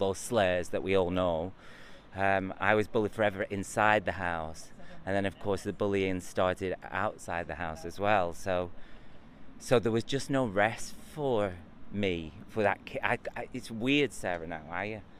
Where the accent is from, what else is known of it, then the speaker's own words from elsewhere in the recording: Preston, North West England, United Kingdom; I grew up in Preston, and I on a council estate